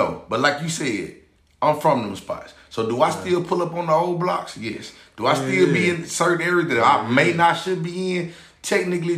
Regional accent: Memphis, Tennessee, United States; I'm from Memphis

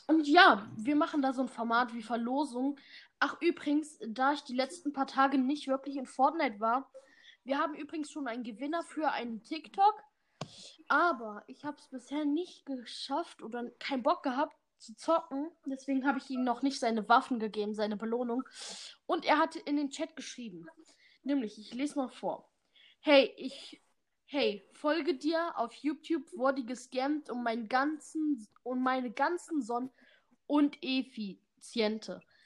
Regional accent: Germany; also born or lived in Bad Harzburg, Lower Saxony; Wir sind Deutsche

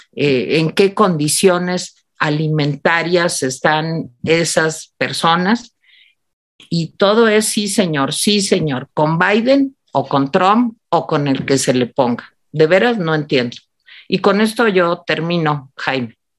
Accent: Mexico; en este país, México

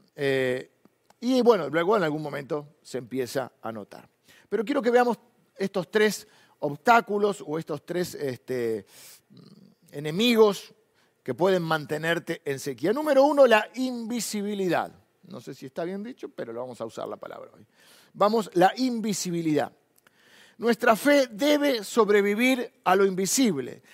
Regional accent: Argentina; nos gusta a los argentinos

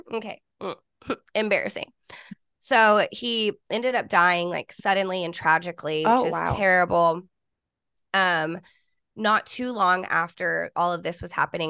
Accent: Fort Worth, Texas, United States; And I grew up in Fort Worth, but in a small school, like K through 12, my whole schooling, I graduated with 26 people.

